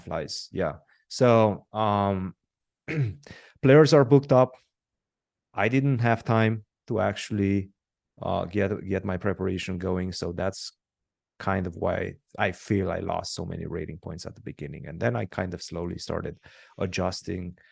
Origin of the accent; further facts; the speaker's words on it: Romania; I'm born and raised in Romania